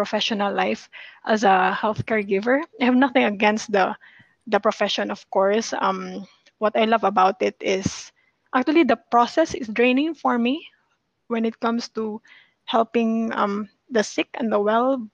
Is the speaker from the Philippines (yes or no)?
yes; Philippines; I'm from the Philippines